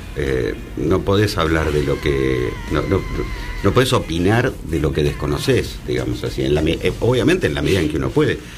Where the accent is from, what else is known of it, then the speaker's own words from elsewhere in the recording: Buenos Aires, Argentina; a mí como porteño